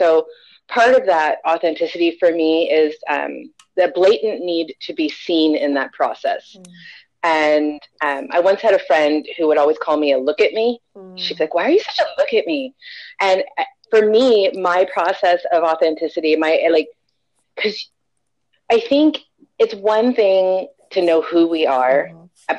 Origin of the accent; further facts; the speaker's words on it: California, United States; I am in Orange County, California. I've lived in California my whole life, north and south